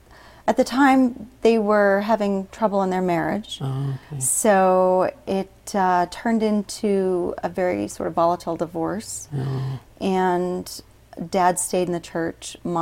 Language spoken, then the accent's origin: English; Guam; also born or lived in Murray, United States; And raised on Guam, though.